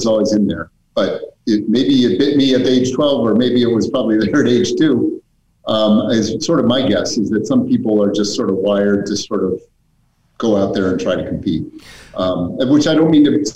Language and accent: English; Weston, Massachusetts, United States; also born or lived in Worcester, Massachusetts / Ohio / Illinois; I did grow up in Weston.